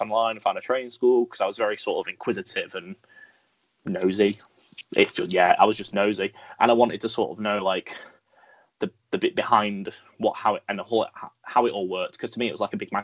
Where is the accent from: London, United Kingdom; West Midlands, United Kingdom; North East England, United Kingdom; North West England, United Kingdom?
North West England, United Kingdom; Merseyside; also born or lived in Lancashire / Brighton; I was born in Merseyside, lived there for about 10 years. Moved to Lancashire